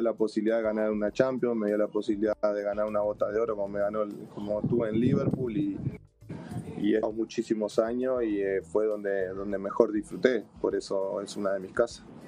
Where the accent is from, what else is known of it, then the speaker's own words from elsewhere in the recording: Uruguay; moved away; como uruguayo